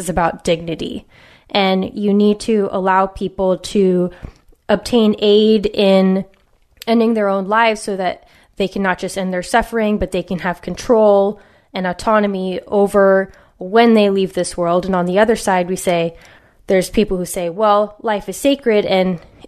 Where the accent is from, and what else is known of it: West Coast, United States; born or raised there